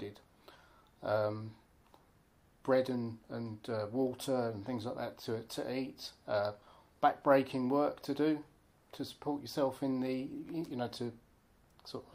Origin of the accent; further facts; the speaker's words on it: Thurrock, East of England, United Kingdom; Yes, I've lived in Thurrock all my life. I was born in Alsett Hospital.